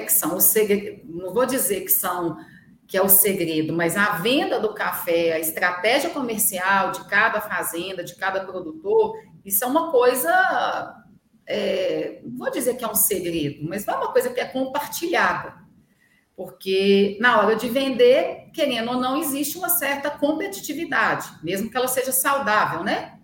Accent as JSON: {"language": "Portuguese", "town": "Carmo do Paranaíba", "region": "Minas Gerais", "country": "Brazil", "tie": "born or raised there", "also_born_or_lived": "Belo Horizonte", "said": "sou nascida em Belo Horizonte, mas fui criada em Carmo do Paranaíba"}